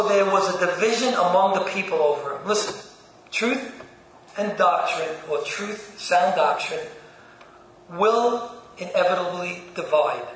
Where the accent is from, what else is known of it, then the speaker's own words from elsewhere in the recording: New York City, New York, United States; I was born in Brooklyn